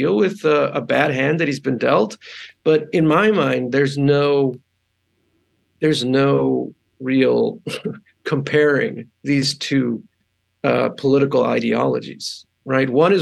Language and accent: English; Arizona, United States; also born or lived in El Paso, Texas; I was born in Texas. I was born in El Paso. And I was raised in Arizona.